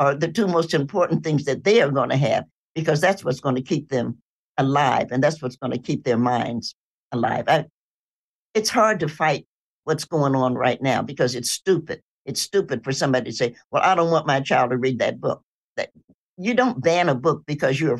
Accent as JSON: {"language": "English", "town": "Knoxville", "region": "Tennessee", "country": "United States", "tie": "born or raised there", "said": "I'm a Tennessean. I was born in Knoxville"}